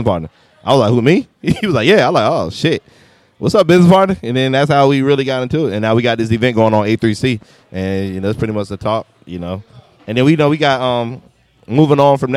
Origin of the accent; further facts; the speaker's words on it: Petersburg, Virginia, United States; I'm from Petersburg.